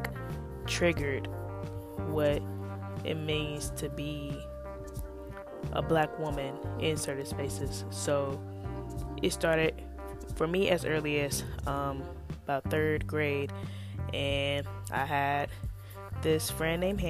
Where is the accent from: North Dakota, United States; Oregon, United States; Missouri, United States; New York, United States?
Missouri, United States; St. Louis; moved away as an adult; now in Iowa, United States; I am from St. Louis, Missouri.